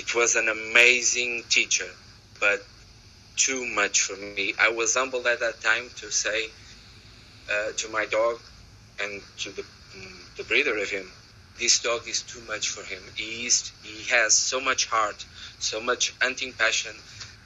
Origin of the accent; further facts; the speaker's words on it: Portugal; English is a second language; I'm from Portugal